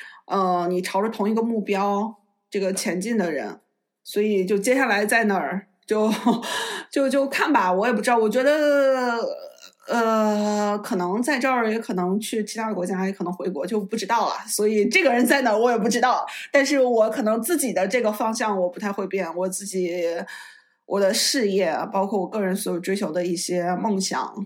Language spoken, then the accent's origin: Chinese; Netherlands; Chinese is a second language; 作为我一个荷兰人来讲，我觉得荷兰语和挪威语有很多相近的地方。